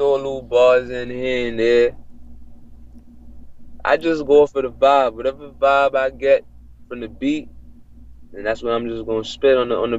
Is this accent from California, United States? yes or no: no; New York City, New York, United States; also born or lived in Jamaica; I'm born in the Bronx, okay. But I also used to live in Jamaica. My family is Jamaican.